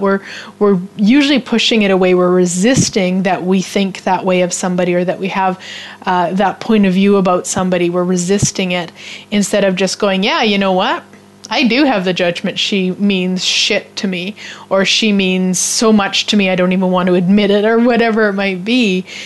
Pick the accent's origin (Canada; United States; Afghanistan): Canada; as a Canadian